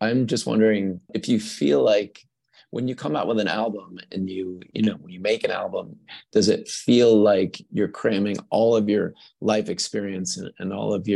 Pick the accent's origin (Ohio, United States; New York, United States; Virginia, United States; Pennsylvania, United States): Pennsylvania, United States; Pittsburgh; also born or lived in Bay Area, California; now in Colorado, United States; I'm from Pittsburgh, and I grew up on punk rock, and then I lived in the Bay Area for a long time